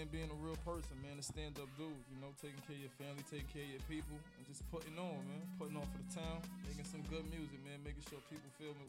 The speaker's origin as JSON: {"language": "English", "town": "New York City", "region": "New York", "country": "United States", "said": "I'm from Northside Queens, but I'm representing Northside and Southside Queens."}